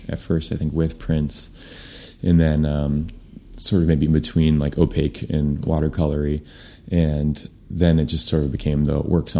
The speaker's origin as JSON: {"language": "English", "region": "East Coast", "country": "United States", "said": "Which I got the job because I was from the East Coast and he figured I had a work ethic."}